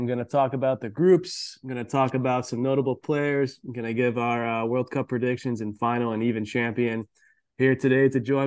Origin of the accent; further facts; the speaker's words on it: Netherlands; I'm from the Netherlands